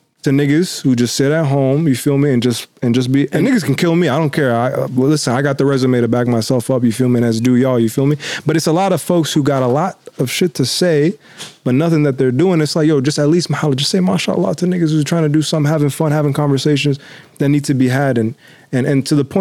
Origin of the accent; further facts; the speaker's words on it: United States; also born or lived in Mombasa, Kenya; I was born in Mombasa, refugee camp of Tangakurasha, and then we came to the States.